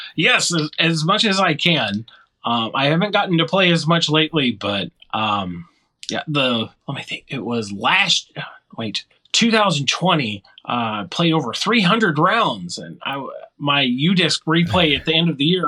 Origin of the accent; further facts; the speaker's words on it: Arkansas, United States; moved away as an adult; now in Michigan, United States; we relocated to Michigan from Arkansas, which is where I spent most of my formative years in my life